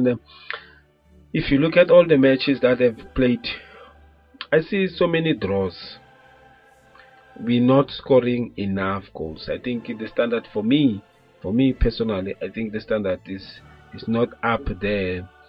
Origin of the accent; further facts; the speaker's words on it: South Africa; we are coming from South Africa